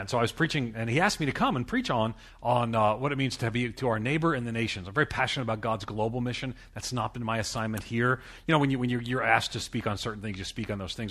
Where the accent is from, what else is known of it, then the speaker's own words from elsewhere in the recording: Long Island, New York, United States; moved away; I come from, I'm from Long Island, New York City